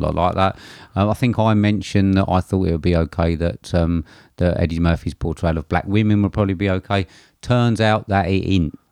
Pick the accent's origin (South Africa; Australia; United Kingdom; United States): United Kingdom; England; as an Englishman